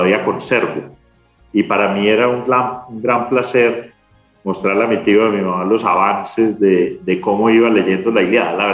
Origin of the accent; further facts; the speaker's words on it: Medellín, Antioquia, Colombia; born there; Yo soy el tercero de cuatro hijos de una familia antioqueña, nací en Medellín una familia muy, muy tradicional antioqueña.